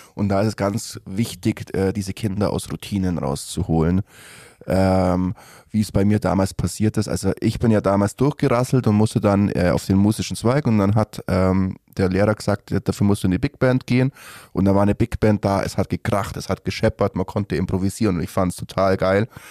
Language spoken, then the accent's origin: German; Gersthofen, Bavaria, Germany; ich bin in Gersthofen aufgewachsen